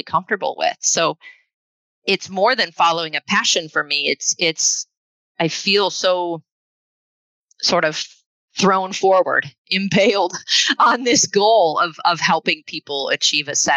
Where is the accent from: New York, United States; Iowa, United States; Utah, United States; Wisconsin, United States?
Iowa, United States; Northeast; also born or lived in Minnesota; now in Seattle area, United States; I hail from the Midwest. I grew up in Northeast Iowa